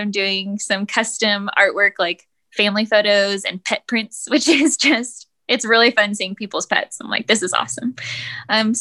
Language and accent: English; Los Angeles, California, United States; moved away as an adult; now in Little Rock, United States; I'm originally from Los Angeles, California